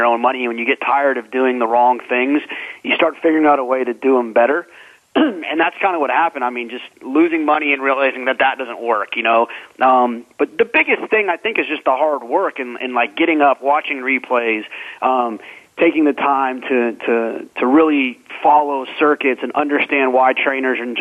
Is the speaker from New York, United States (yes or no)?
no; Dallas, Texas, United States; also born or lived in Austin, Texas; I grew up in Dallas, about 20 minutes from Lone Star Park